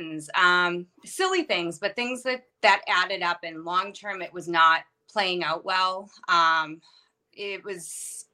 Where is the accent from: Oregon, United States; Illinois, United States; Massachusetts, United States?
Massachusetts, United States; moved away as an adult; also born or lived in Maine; now in New Hampshire, United States; I'm from Massachusetts, and I still work there.